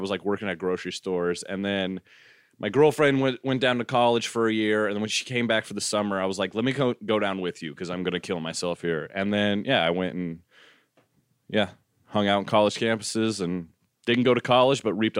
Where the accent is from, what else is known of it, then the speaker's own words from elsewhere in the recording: Peoria, Illinois, United States; moved away as an adult; also born or lived in St. Louis, Missouri; The reason I moved from Peoria, Illinois, where I grew up, down to St. Louis was because my girlfriend at the time was going to college there.